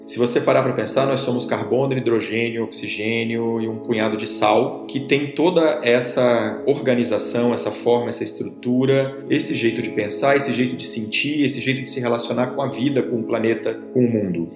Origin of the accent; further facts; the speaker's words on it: Rio de Janeiro, Brazil; minha família morava lá, sou do Rio